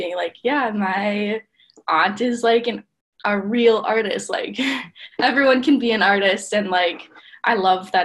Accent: Milwaukee, Wisconsin, United States; I'm from Milwaukee

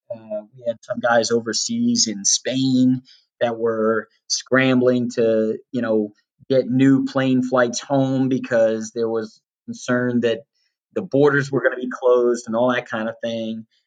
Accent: Western Loudoun County, Virginia, United States; moved away; it's still beautiful out there, but uh, but it definitely it's it's different than what I remember growing up

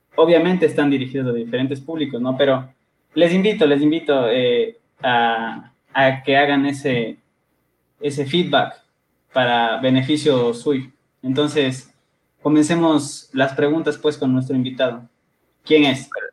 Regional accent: Quito, Pichincha, Ecuador; soy originario de Quito

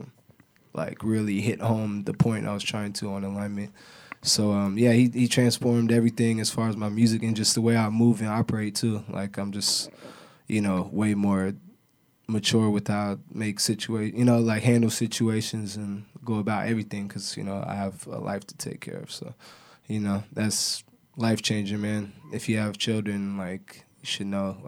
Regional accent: Portland, Oregon, United States; moved away; I'm really from Portland Kaiser Hospital. You know, it's Adidas now, but you know, I'm from North Portland, man, St. John's

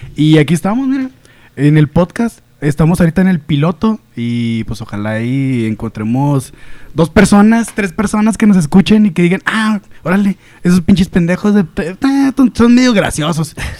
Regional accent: Mexico; moved away; also born or lived in Las Aztecas; También soy aquí de la Mechoro Campo

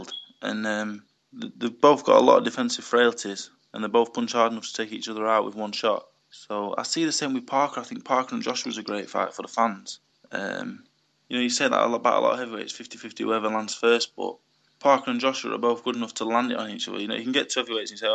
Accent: United Kingdom; As a British heavyweight

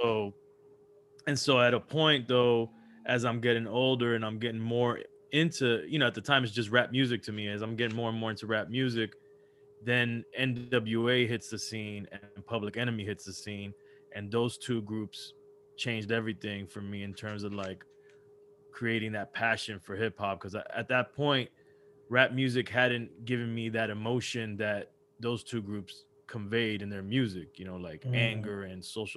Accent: Miami, Florida, United States; also born or lived in Los Angeles, California; moved over to Miami when I was pretty young and was raised out here in Miami.

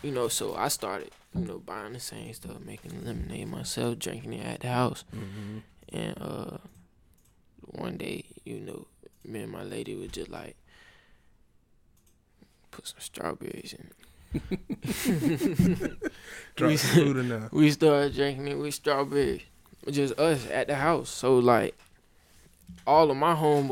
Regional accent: Tampa, Florida, United States; also born or lived in Orlando; I'm from Tampa. Well, I was really born in Orlando, but raised in Tampa.

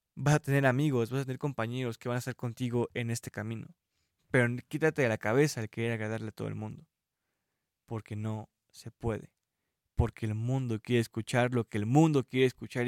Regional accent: Mexico; yo soy mexicano

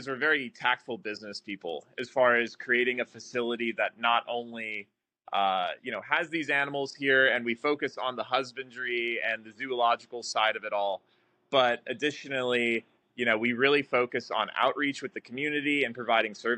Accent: Scottsdale, Arizona, United States; I'm also a native to Scottsdale. I was born and raised here in the Sonoran Desert

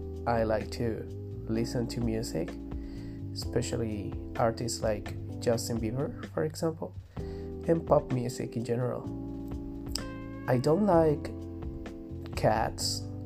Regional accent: Valdivia, Los Ríos, Chile; I am from Valdivia, Chile. I am 26 years old.

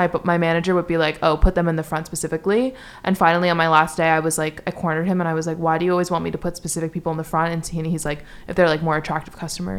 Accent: New York City, New York, United States; I'm from New York City

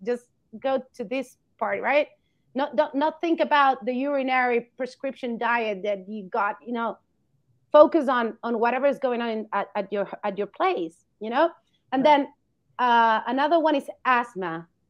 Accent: Argentina; moved away as an adult; I come from Argentina. I've studied there, but I've been moving around

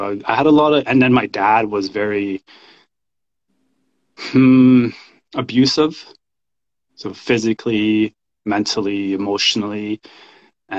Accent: Canada; also born or lived in El Salvador; I was born in El Salvador. I grew up in Canada

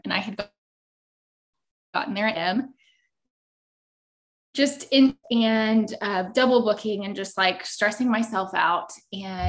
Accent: Lindale, Texas, United States; also born or lived in Dallas, Texas; I'm from a small town called Lindell, Texas. So it's deep East Texas

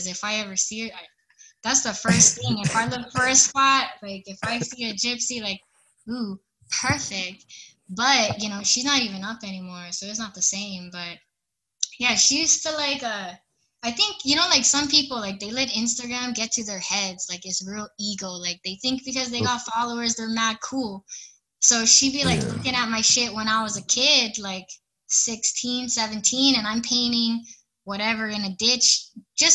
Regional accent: Hawaii, United States; I'm from Hawaii

